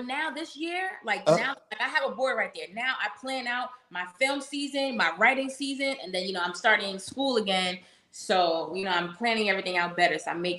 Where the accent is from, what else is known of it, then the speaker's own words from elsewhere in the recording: upstate New York, United States; I'm not even from New York City. I'm from upstate New York.